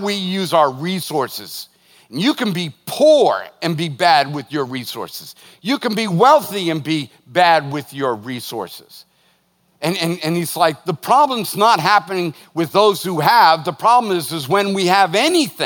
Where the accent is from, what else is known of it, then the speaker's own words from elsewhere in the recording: United States; As an American